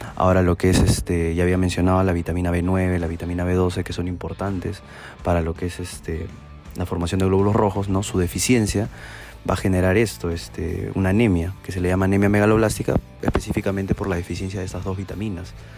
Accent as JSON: {"language": "Spanish", "region": "Tacna", "country": "Peru", "said": "soy de la ciudad de Tacna y soy médico egresado de la Universidad Privada de Tacna"}